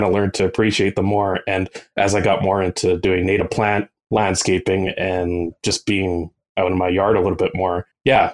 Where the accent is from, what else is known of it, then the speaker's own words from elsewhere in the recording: Edmonton, Alberta, Canada; I've grown up in Edmonton my whole life. I haven't moved anywhere since